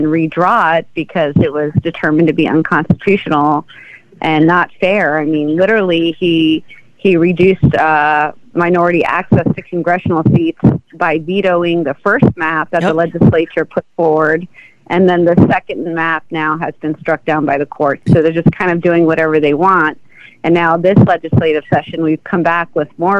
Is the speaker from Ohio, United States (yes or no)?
no; Miami, Florida, United States; I grew up here. I grew up in Miami. This is my home.